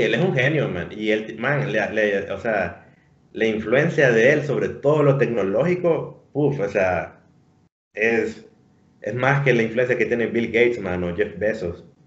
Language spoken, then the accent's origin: Spanish; Honduras; nosotros, como hondureños